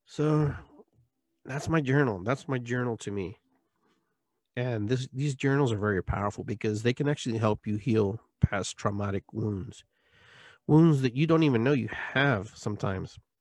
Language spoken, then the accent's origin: English; Lima, Peru; moved away; I was born in Peru, Lima, twelve P M, high noon, nineteen sixty-six